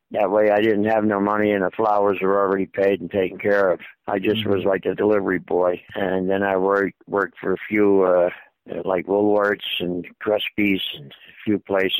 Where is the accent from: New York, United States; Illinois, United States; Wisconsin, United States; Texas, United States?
New York, United States; New York City; born there; I was born in the Bronx, New York City.